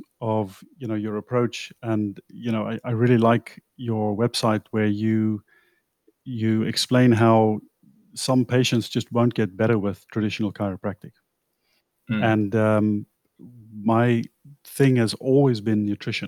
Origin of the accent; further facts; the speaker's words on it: South Africa; also born or lived in England; now in Netherlands; I'm South African. I grew up in South Africa